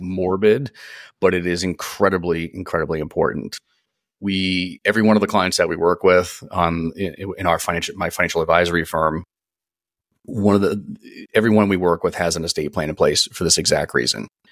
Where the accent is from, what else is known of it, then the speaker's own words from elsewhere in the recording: East Coast, United States; moved away as an adult; now in San Diego, United States; I'm born and raised on the East Coast. I'm a, I'm an East Coast guy, born and raised